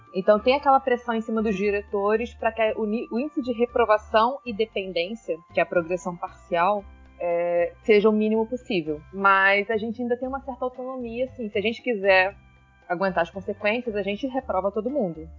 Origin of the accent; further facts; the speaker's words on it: Nova Iguaçu, Rio de Janeiro, Brazil; nasci e criada em Nova Iguaçu, sempre estudei em escola pública